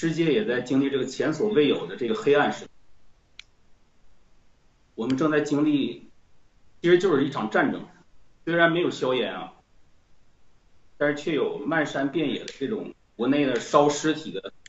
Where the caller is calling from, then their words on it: Barcelona, Catalonia, Spain; 我是来自西班牙巴塞